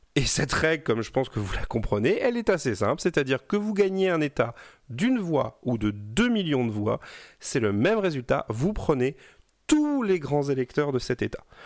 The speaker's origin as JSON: {"language": "French", "region": "Brittany", "country": "France", "said": "je suis breton"}